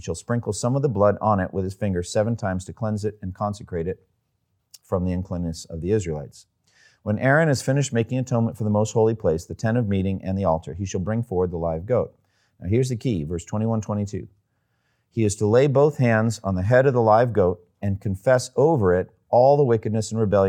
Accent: Massachusetts, United States; I'm from Eastern Massachusetts. It wasn't a hunting culture there.

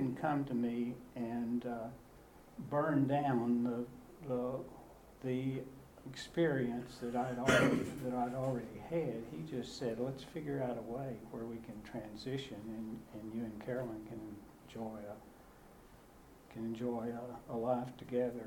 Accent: Waverly, Tennessee, United States; I grew up in Waverly, Tennessee

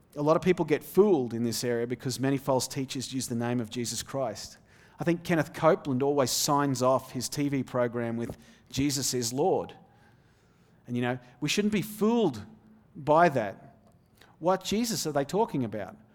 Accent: Australia; moved away as an adult; also born or lived in Denmark / Little Elm, Texas; now in Texas, United States; I grew up in the Australian outback

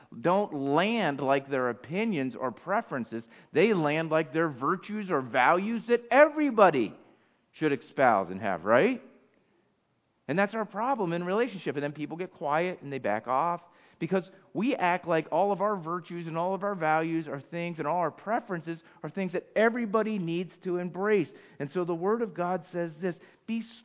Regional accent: United States; I'm just American. I'm North American. I'm from the United States of America

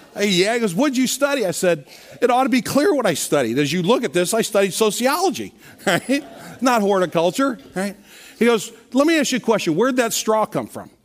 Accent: Kirkwood, Missouri, United States; I grew up in, here in Kirkwood uh, on a street called Nurk Avenue

